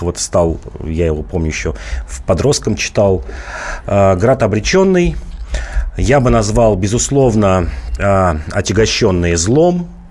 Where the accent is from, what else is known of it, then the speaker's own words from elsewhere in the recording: Volgograd, Volgograd Oblast, Russia; moved away; выходец из Волгограда